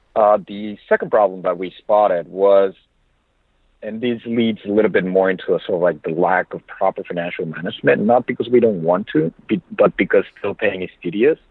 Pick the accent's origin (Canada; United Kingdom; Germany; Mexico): Mexico; Monterrey, Nuevo León; English is a second language; moved away as an adult; now in United States; I was born originally in Monterrey, Mexico, so that's basically three hours south from Laredo